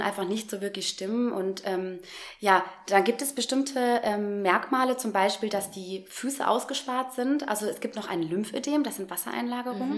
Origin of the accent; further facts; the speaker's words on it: Frankenberg, Hesse, Germany; also born or lived in Giessen; Ich komme aus der Nähe von Marburg, einem kleinen Städtchen, das nennt sich Frankenberg. Da bin ich aufgewachsen